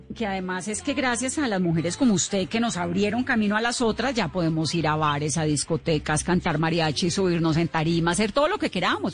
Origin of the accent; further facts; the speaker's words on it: Cali, Valle del Cauca, Colombia; yo soy caleña